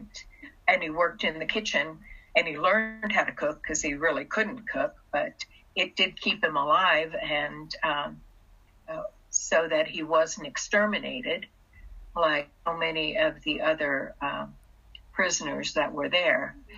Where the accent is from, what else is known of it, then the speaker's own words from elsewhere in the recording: China; born there; I was born in China, in communist China. And my parents left Russia during the Russian Revolution. That's how we got to China.